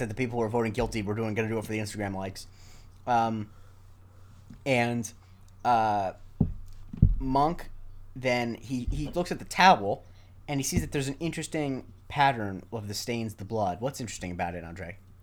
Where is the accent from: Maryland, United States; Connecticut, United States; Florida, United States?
Florida, United States; Charlotte County; in my hometown especially, every nine out of ten people be wearing, uh, orthotic shoes